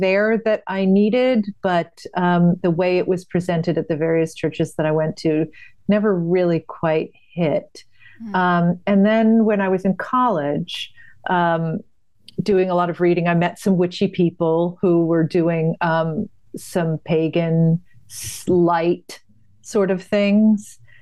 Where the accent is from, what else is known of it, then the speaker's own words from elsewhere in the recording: New England, United States; I grew up in New England, in a small yeah. town in New England.